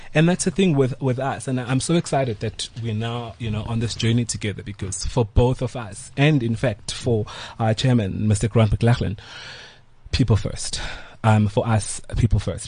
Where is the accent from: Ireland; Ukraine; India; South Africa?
South Africa; Pietermaritzburg, KwaZulu-Natal; I grew up in Maritzburg.